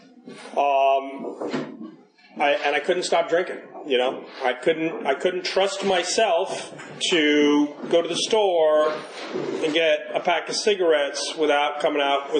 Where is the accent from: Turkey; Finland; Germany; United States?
United States; New York City, New York; So I was born in New York City. Grew up in the 70s and the 80s